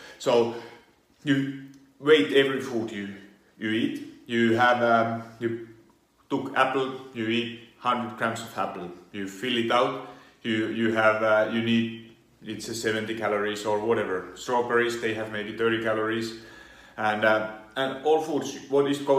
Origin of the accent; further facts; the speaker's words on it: Finland; now in Italy; Originally I come from Finland. I do live in Italy